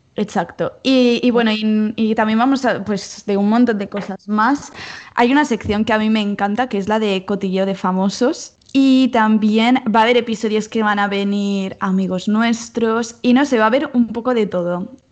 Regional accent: Mallorca, Balearic Islands, Spain; moved away as an adult; now in Barcelona, Spain; somos las dos somos de Mallorca, pero yo ahora estoy aquí estudiando en, Barcelona y me he mudado este mismo año

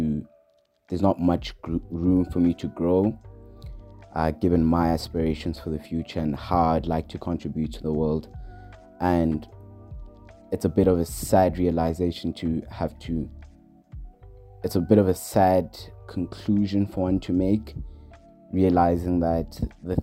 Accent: Johannesburg, Gauteng, South Africa; I'm from Johannesburg.

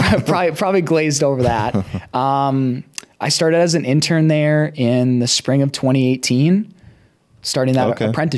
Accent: Elk River, Minnesota, United States; I grew up on kind of like a small hobby farm. So like I'm just so I went to Elk River high school. And I grew up

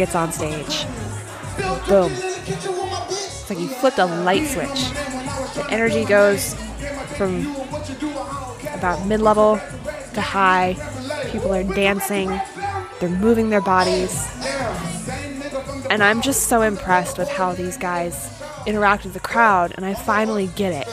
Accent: Austin, Texas, United States; my hometown of Austin

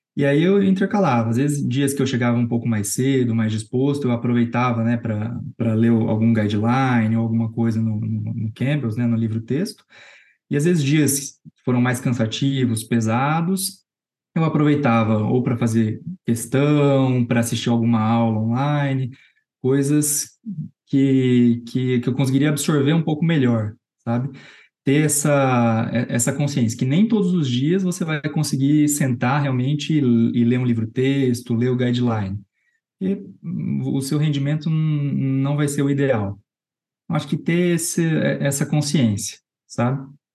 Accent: Londrina, Paraná, Brazil; moved away as an adult; now in São Paulo, Brazil; Eu sou de Londrina. Eu sou formado na Universidade Estadual de Londrina. Eu vim para São Paulo

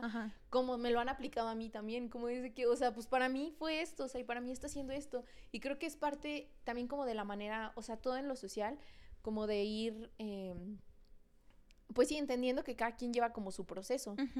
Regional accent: San Luis Potosí, Mexico; Somos dos amigas potosinas

